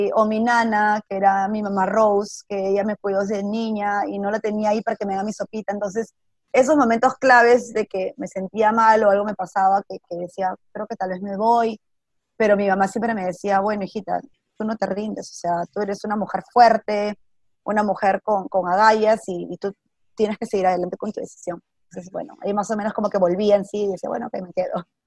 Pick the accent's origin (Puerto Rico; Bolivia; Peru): Peru; first language Spanish; moved away as an adult; now in New York, United States; Yo estudié en un colegio católico en Perú y, las amigas que tuve desde ahí, desde primer grado, son mis amigas hasta el día de hoy